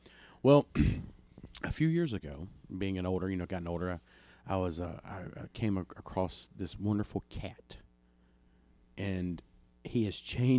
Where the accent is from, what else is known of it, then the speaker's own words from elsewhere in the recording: East Tennessee, United States; I grew up in East Tennessee. My mother, I lived up there and lived in the mountains.